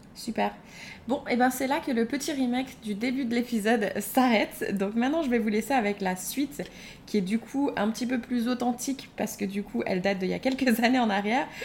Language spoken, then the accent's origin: French; Moselle, Grand Est, France; on est du même village en Moselle